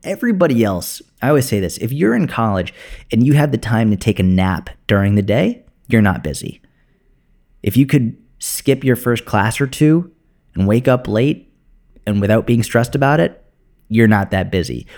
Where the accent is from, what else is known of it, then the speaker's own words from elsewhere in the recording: Boston, Massachusetts, United States; moved away as an adult; also born or lived in Tel Aviv, Israel / New York City; I went back to Boston, which is where I grew up